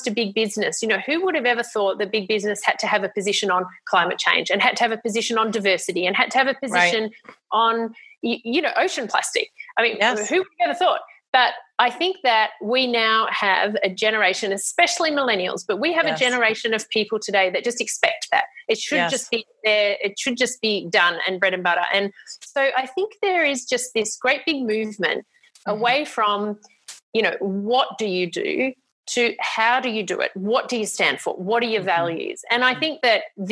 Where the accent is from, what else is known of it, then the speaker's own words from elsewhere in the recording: Australia; I was very lucky as an Australian